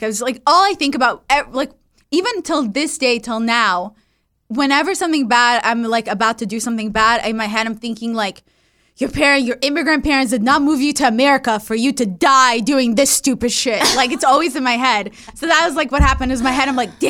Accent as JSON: {"language": "English", "region": "California", "country": "United States", "tie": "born or raised there", "said": "I was growing up in the Valley, and then it was these girls from Calabasas, like super cool girls."}